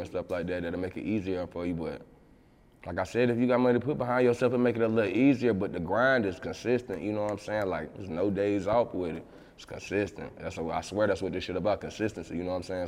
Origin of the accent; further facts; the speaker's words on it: Roanoke, Virginia, United States; moved away; being where I'm at from Roanoke